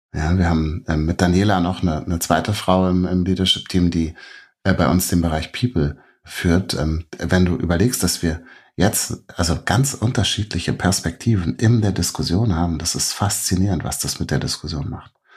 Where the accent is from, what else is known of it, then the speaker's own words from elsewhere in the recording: Berlin, Germany; moved away as an adult; also born or lived in New York; ich bin selber als Berliner